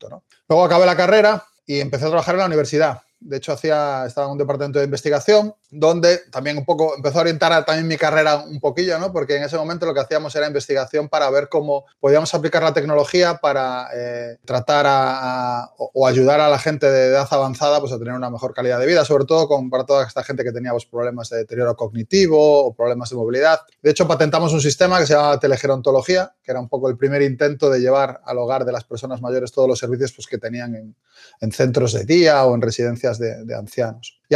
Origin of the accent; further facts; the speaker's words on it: Galicia, Spain; accent: Galician; now in Barcelona, Spain; no sé si aún se me sigue notando un poco el acento, pero soy gallego. Eh, llevo ya unos cuantos, unos cuantos años en Barcelona, con lo cual algo he perdido seguro.